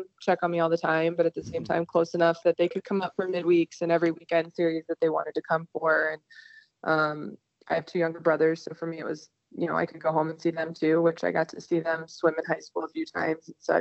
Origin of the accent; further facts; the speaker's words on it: Texas, United States; born and raised in Texas.